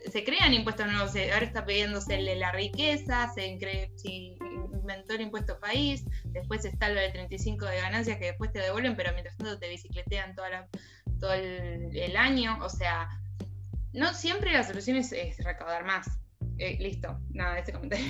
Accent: Argentina; como argentinos

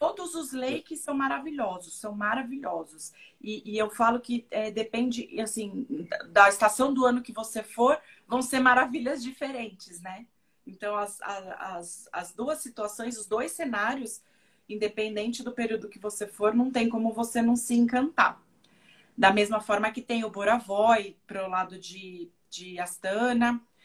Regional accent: São Paulo, Brazil; moved away as an adult; now in Kazakhstan; eu que sou de São Paulo

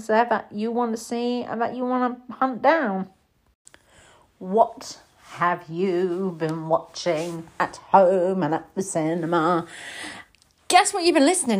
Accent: United Kingdom; as a Brit

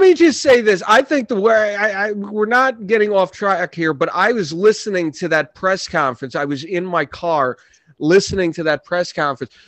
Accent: New York City, New York, United States; now in Orange County, New York, United States; I was born in Brooklyn.

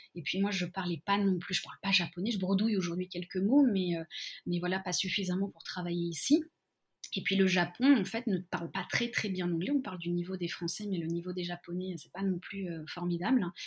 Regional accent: Lyon, Auvergne-Rhône-Alpes, France; moved away as an adult; now in Tokyo, Japan; je viens je viens de Lyon

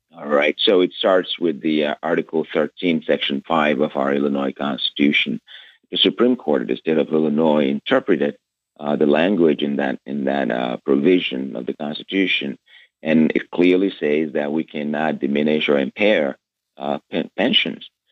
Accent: Lagos, Nigeria; moved away as an adult; now in United States; I was born in Lagos, Nigeria, uh, and I grew up under a dictatorship

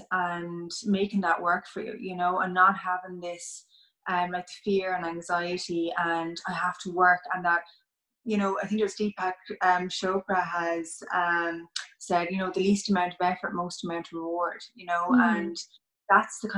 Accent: Mayo, Connacht, Ireland; also born or lived in London; I was born in London, and then we moved to Mayo when I was 8

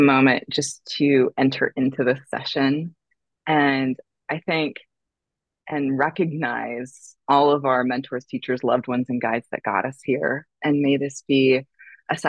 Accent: San Francisco Bay Area, California, United States; moved away as an adult; also born or lived in San Diego, California / New York City; now in Malibu, United States; I was born in California in the San Francisco Bay Area. I went to school in San Diego.

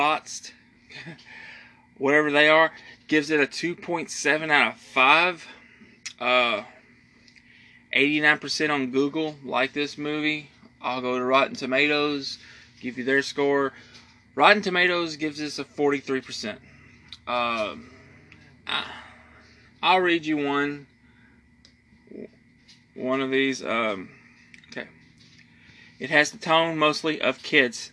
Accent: United States; As an American

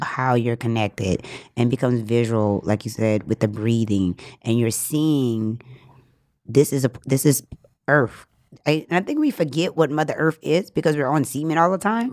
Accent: New Orleans, Louisiana, United States; now in Los Angeles, United States; I grew up in New Orleans

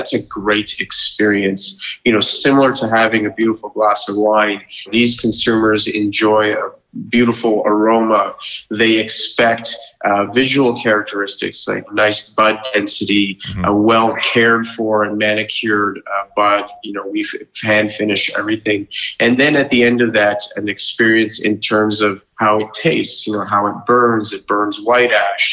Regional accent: Lower Mainland, British Columbia, Canada; Born and raised in the Lower Mainland, you know, did my CA in Vancouver at KPMG

